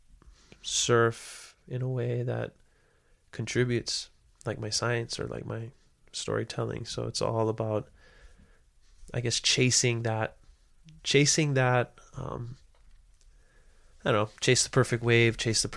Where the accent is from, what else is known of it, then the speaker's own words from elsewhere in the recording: Hawaii, United States; there was never any doubt that I knew where I come from, and I knew that I belong in Hawaii